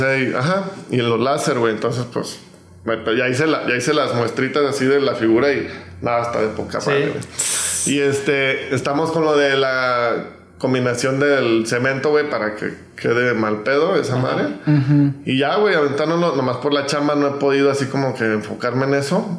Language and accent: Spanish; Mexico; yo soy mexicano